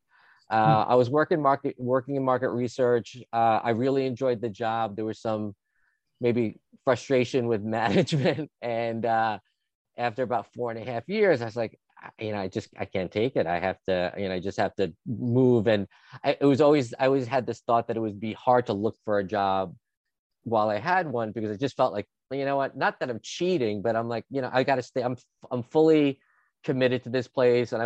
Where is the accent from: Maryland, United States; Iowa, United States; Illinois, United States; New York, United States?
New York, United States; Long Island; also born or lived in Los Angeles; I'm originally from New York. I was born in the city, grew up on Long Island.